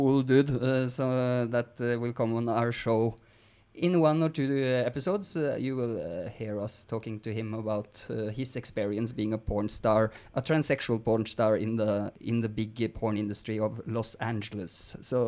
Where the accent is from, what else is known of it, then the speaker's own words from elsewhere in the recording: Norway; I'm also from Norway